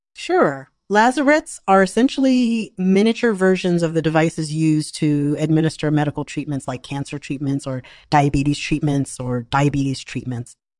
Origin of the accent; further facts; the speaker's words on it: Massachusetts, United States; now in Portland, United States; I'm originally from Massachusetts, and I currently live in Portland, Oregon